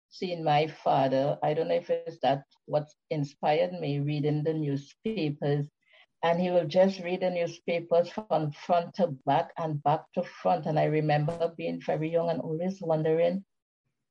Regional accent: Trinidad & Tobago; I'm from the beautiful Caribbean island of Trinidad and Tobago, where I live now.

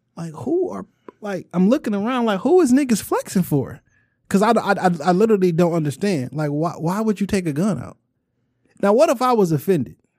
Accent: Chicago, Illinois, United States; I'm a nigga from Chicago

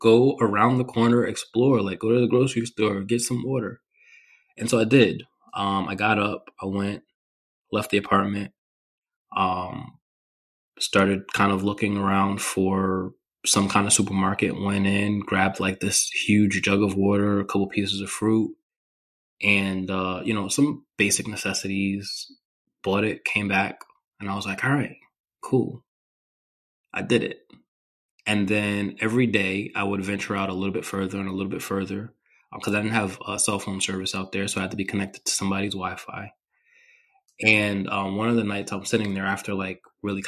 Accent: New York, United States; I grew up in New York

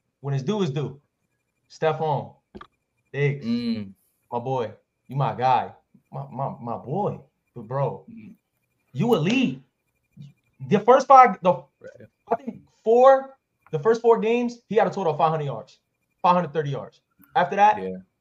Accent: Florida, United States; I'm from Florida

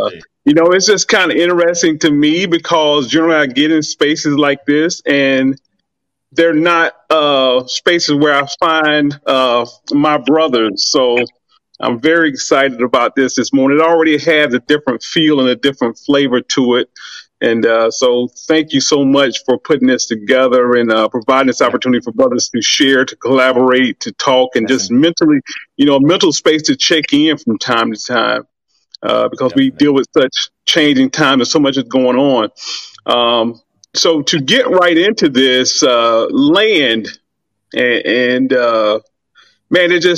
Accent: Millen, Georgia, United States; I'm from Southeast Georgia, a little town called Millen, maybe 25,000 people

